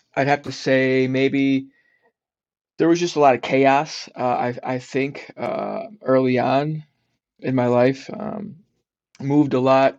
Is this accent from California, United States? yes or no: no; South Florida, United States; also born or lived in Detroit, Michigan / South Carolina / New Jersey; I was born in Detroit, Michigan. Okay. And but but I grew up in South Florida